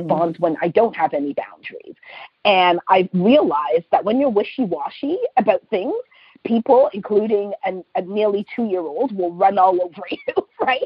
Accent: Canada; especially as Black Canadian women

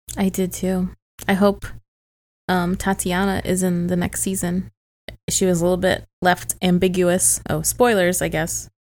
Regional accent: St. Louis, Missouri, United States; moved away; I'm from Saint Louis

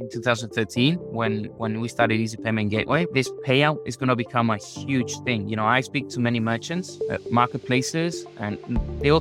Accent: Marbella, Andalusia, Spain; also born or lived in Madrid; Spain, in Marbella, where I was born

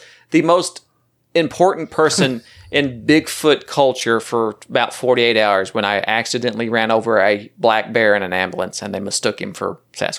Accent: Oklahoma, United States; I know. I'm from Oklahoma.

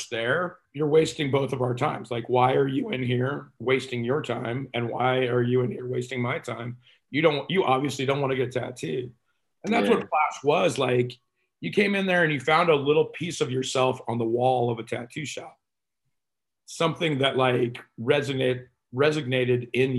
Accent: Texas, United States; I'm Texan

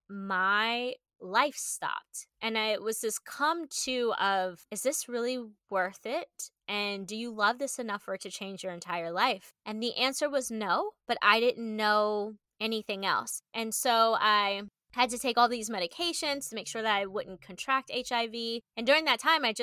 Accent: Maryland, United States; now in Austin, United States; I am an East Coaster. I'm from Maryland. I now live in Austin, Texas with my fiance

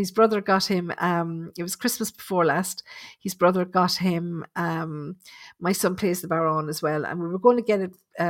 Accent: Dublin, Leinster, Ireland; I'm from Dublin. I used to watch Colin Fry every week on TV.

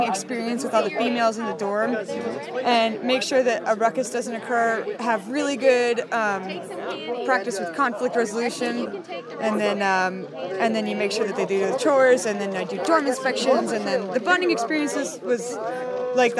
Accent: Mammoth Lakes, California, United States; moved away; also born or lived in Fresno / San Luis Obispo; I am originally from Mammoth Lakes in Fresno, but I reside in the San Luis Obispo Center

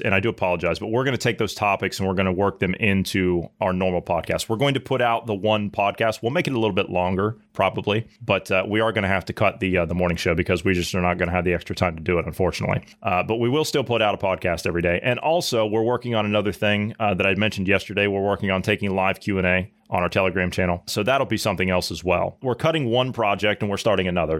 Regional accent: Midwest, United States; I grew up in the Midwest.

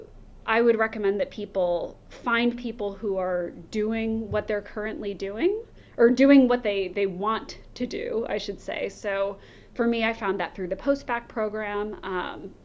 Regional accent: United States; as an American

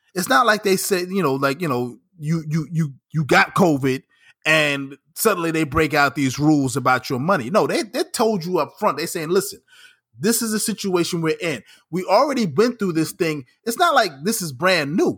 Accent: New York, United States; as a New Yorker

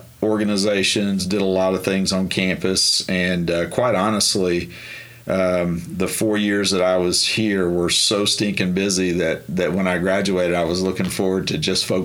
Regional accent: Marshall, Texas, United States; moved away as an adult; also born or lived in Oklahoma; Marshall, Texas is where I grew mm-hmm. up. It's about 3 hours east of Dallas, almost to Louisiana.

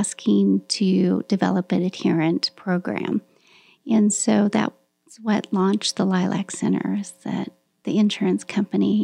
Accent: Salina, Kansas, United States; also born or lived in Manhattan, Kansas; now in Kansas City, United States; I was born in Salina, Kansas, so not too far from here

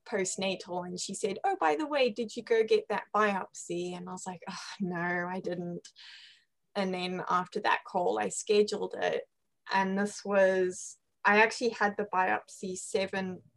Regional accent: Zimbabwe; accent: British; Yeah yeah, I'm, I'm from Zimbabwe and um, my mom is British and uh, hence the the British accent.

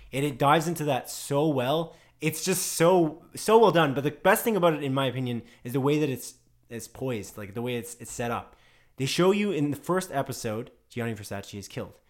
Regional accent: Canada; we're Canadian

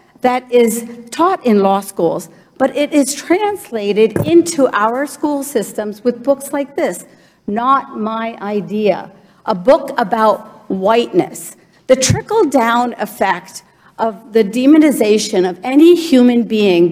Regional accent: Morgantown, West Virginia, United States; English is a second language; also born or lived in India / New Jersey; I came to the United States at the age of 4. I was an immigrant to the great state of New Jersey, and I grew up in Morgantown

